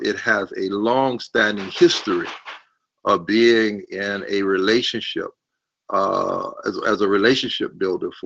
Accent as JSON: {"language": "English", "town": "Orangeburg", "region": "South Carolina", "country": "United States", "tie": "born or raised there", "said": "I grew up in Orangeburg, South Carolina"}